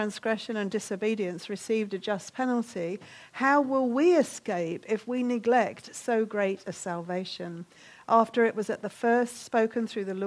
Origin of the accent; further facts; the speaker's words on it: United Kingdom; we're British